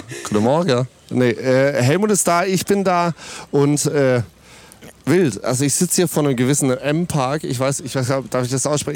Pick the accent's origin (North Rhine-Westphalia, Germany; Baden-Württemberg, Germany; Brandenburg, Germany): Baden-Württemberg, Germany; Ditzingen; ich komme tatsächlich aus Ditzingen